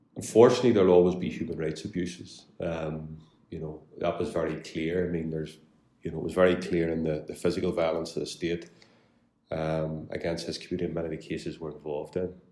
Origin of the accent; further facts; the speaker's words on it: Belfast, Northern Ireland, United Kingdom; I'm very proud to be from West Belfast. I grew up here, uh, born and bred